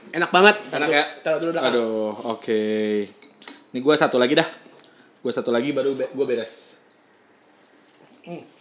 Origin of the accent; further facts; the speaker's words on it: West Java, Indonesia; Iya kalau gue sih orang Sunda